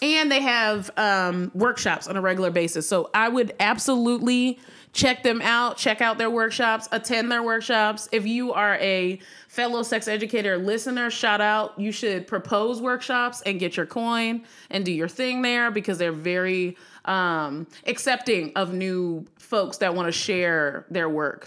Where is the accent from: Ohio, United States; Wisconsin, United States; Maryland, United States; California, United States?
Maryland, United States; Severn; I'm from Severn, Maryland, and no one knows where that is. Anne Arundel County, 45 minutes outside of Baltimore